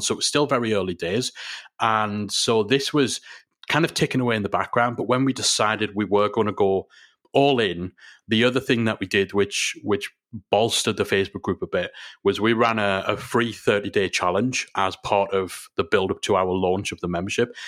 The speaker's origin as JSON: {"language": "English", "region": "England", "country": "United Kingdom", "said": "we're English"}